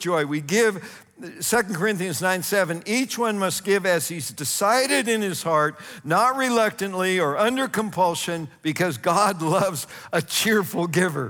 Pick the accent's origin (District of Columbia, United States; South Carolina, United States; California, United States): California, United States; Northern; I grew up in Northern California, and about 50 miles from my house were the Calaveras big trees